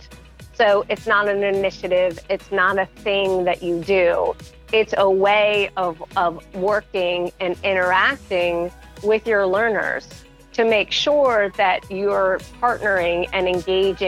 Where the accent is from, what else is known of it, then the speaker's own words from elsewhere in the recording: Montclair, New Jersey, United States; I was born in Montclair, New Jersey. So that is where I spent my entire growing up